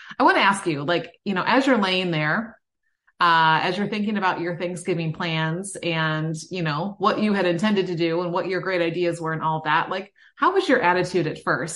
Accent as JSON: {"language": "English", "region": "Midwest", "country": "United States", "said": "I'm from the Midwest"}